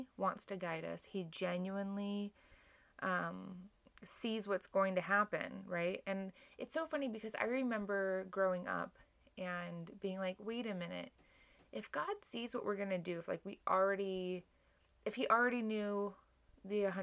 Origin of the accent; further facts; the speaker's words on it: Hawaii, United States; moved away; When I was growing up in Hawaii